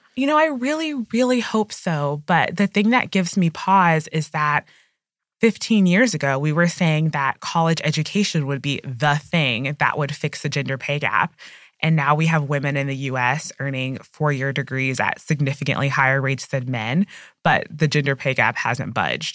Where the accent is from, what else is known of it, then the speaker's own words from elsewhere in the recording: United States; as an American